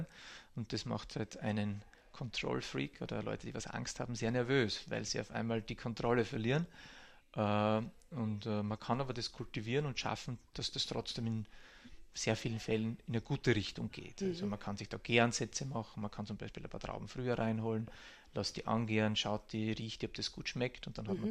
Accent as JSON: {"language": "German", "region": "Burgenland", "country": "Austria", "tie": "born or raised there", "also_born_or_lived": "Hungary", "moved": "as an adult", "said": "als Burgenländer an der Grenze aufgewachsen"}